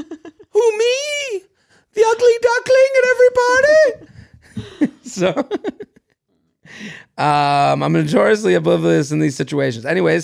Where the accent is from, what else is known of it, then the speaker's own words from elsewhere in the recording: United States; now in Barcelona, Spain; For context, I'm American, but I live in Barcelona.